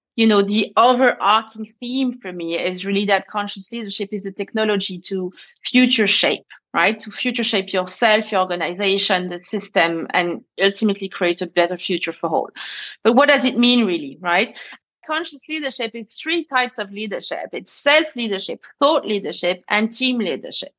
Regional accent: France; accent: French; English is a second language; moved away as an adult; also born or lived in Paris; now in London, United Kingdom; as you can hear with my accent i'm french

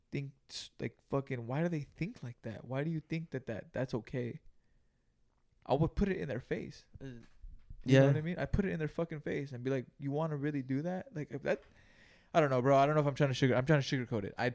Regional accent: Greenville, California, United States; we grew up in Greenville, California, which is about 30 miles south of Salinas, California

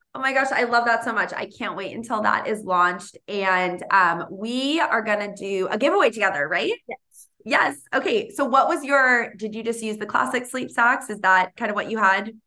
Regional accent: Boston, Massachusetts, United States; now in California, United States; I'm from Boston and I'm, I live in, in California.

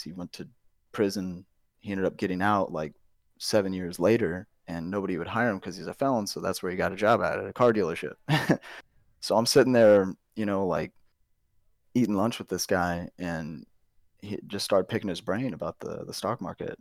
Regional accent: St. Louis, Missouri, United States; moved away as an adult; now in Texas, United States; I'm originally from Saint Louis

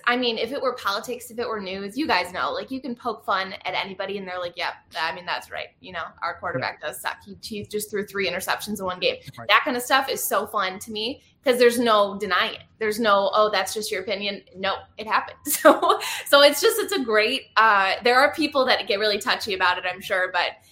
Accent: Michigan, United States; Well, I'm from Michigan

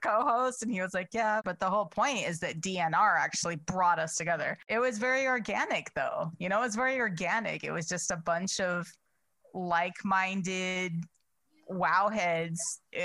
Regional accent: Chicago, Illinois, United States; I'm from Chicago

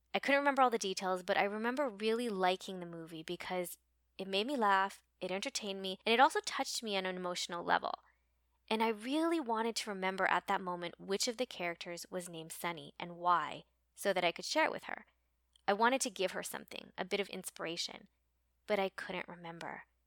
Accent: United States; we're American

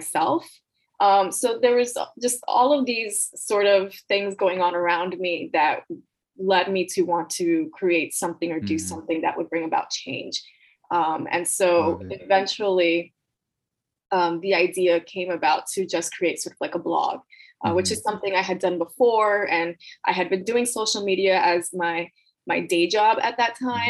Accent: Miami, Florida, United States; I was born and raised in Miami, Florida to Nicaraguan immigrants

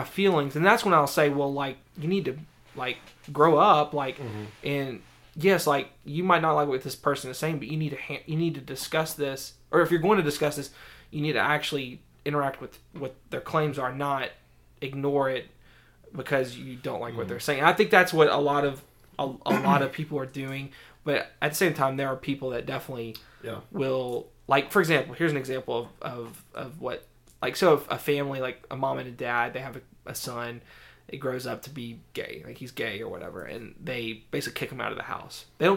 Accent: the South, United States; I grew up in the South

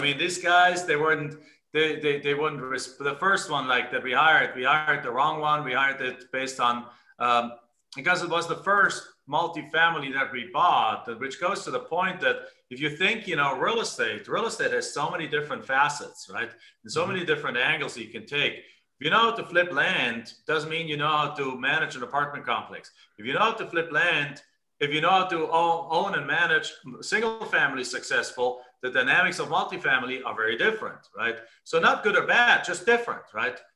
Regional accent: Germany; English is a second language; moved away as an adult; now in United States; I'm actually from Germany originally, came into the United States in 1997.

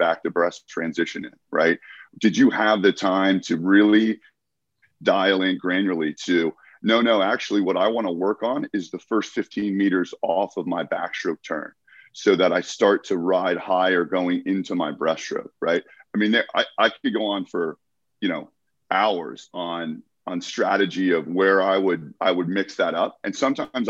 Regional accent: United States; I competed in my home country.

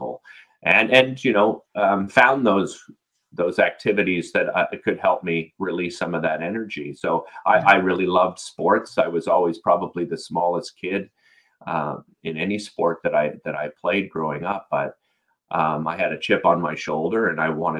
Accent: Ottawa, Ontario, Canada; We grew up in Nepean in Arlington Woods on Riverbrook Road

